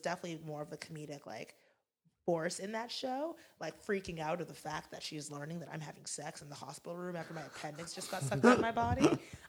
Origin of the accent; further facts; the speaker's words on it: Florida, United States; moved away as an adult; also born or lived in Durham, North Carolina; now in Los Angeles, United States; I'm from Florida.